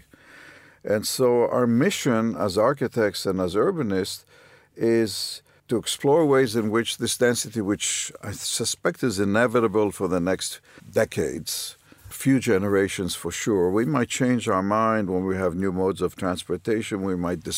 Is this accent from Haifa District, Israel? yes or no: yes; Haifa, Haifa District, Israel; I grew up in Haifa